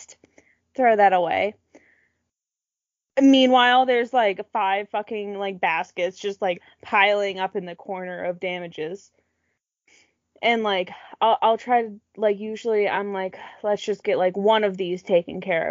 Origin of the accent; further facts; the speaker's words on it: Massachusetts, United States; now in Pennsylvania, United States; I'm from Massachusetts